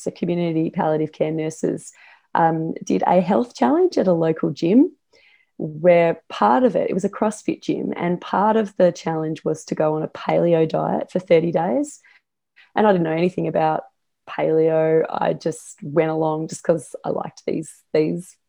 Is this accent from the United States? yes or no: no; Australia; I am Australian.